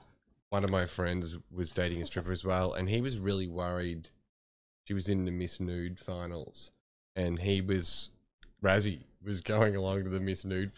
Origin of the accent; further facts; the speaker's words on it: Bendigo, Victoria, Australia; moved away; I grew up in a town of 100,000 people in Bendigo.